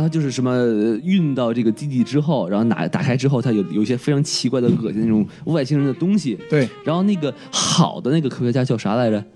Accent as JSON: {"language": "Chinese", "country": "China", "said": "有一些这个呃外国人为了欺负我们中国人"}